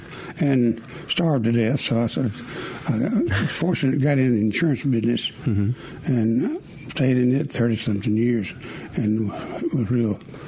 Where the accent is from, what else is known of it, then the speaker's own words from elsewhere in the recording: Columbus, Mississippi, United States; I'm from Columbus